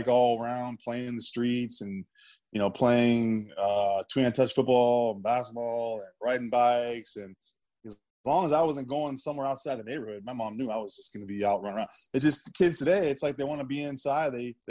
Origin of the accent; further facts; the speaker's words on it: Kent, Washington, United States; also born or lived in San Jose, California; And then 3 weeks later, I was back in Washington. So I was raised in Kent and went to East Elementary.